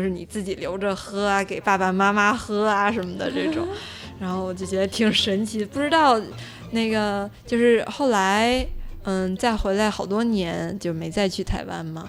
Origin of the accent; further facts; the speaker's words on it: China; 我是从大陆来的